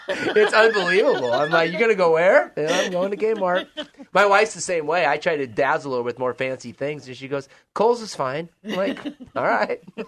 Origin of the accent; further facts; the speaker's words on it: Joseph, Oregon, United States; moved away as an adult; I grew up in Joseph, Oregon, so in northeast part of Oregon, Waukesha County